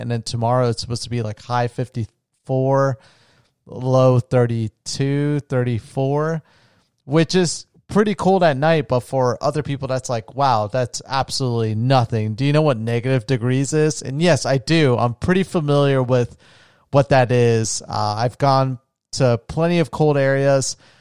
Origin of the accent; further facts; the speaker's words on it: Florida, United States; moved away; my hometown, um, in Usamara Beach in Florida. where I grew up near the ocean